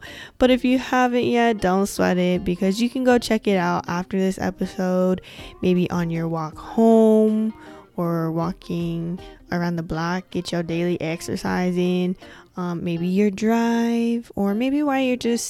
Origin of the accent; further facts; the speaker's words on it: West Coast, United States; I'm from the West Coast